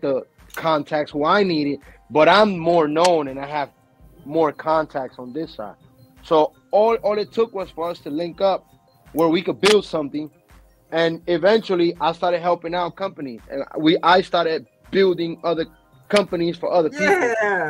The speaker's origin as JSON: {"language": "English", "region": "New York", "country": "United States", "said": "Because I'm from New York. New York is not known for porn unless it's LGBT."}